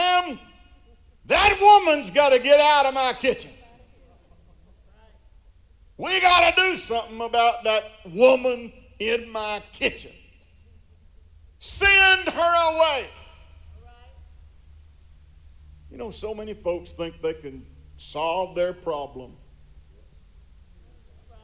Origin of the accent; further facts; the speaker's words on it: United States; I am an American